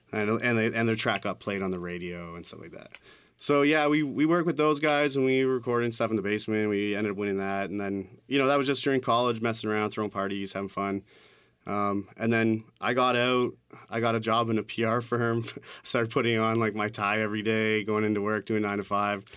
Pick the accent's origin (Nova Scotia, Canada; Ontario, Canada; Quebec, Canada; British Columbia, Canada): Ontario, Canada; Hamilton; now in Toronto, Canada; I grew up in Hamilton